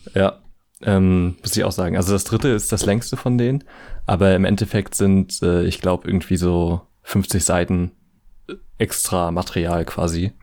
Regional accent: ten minutes from Bad Kleinen, Mecklenburg-Vorpommern, Germany; Bad Klein halt äh, quasi so zehn Minuten von meiner Heimat entfernt ist

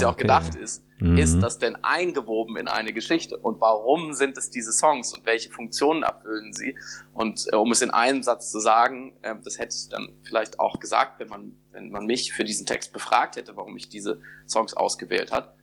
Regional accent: Germany; wir gerade als Deutsche

